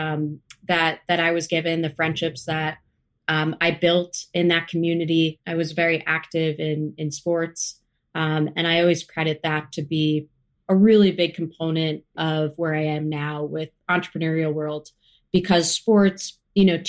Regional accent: United States; I grew up about 30 minutes outside of New York City

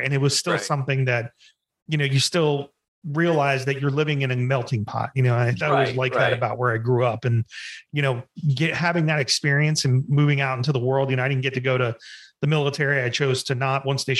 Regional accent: New Jersey, United States; I was the other white kid in my neighborhood. I grew up in Jersey, and it wasn't just all black people. It was, a mixture of different nationalities.

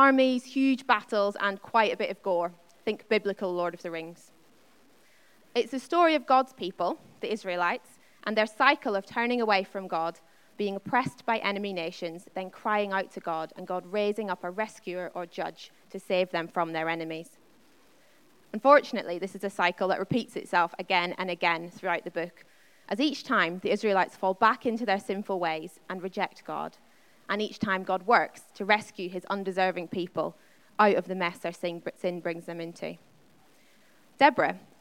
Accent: Northern Ireland, United Kingdom; I grew up in Northern Ireland

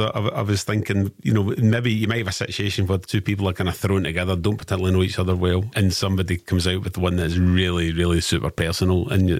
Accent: Renfrewshire, Scotland, United Kingdom; also born or lived in Greenock / Jordanhill, Glasgow; now in Glasgow, United Kingdom; I'm all from all over the place. I'm originally Renfrewshire, then lived in Greenock for years, and then moved out of the West End.

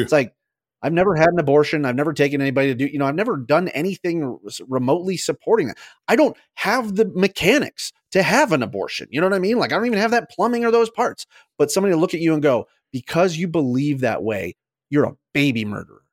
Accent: United States; as an American

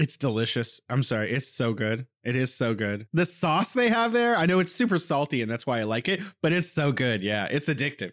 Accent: California, United States; moved away as an adult; now in Wuhan, China; I'm originally from California, and I'm here in beautiful Wuhan, China

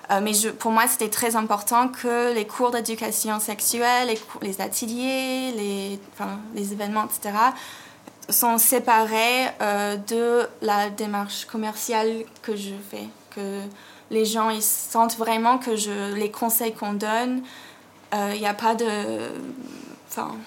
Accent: United States; pas dire aux États-Unis parce que la Californie, c'est pas pareil que l'Alabama. Mm. Mais, mais oui, enfin, là où j'ai grandi, c'était. C'est très différent

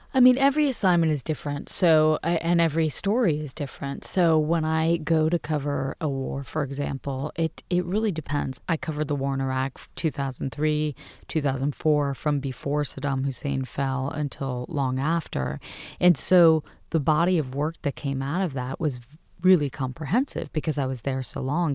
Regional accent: United States; I was proud to be American

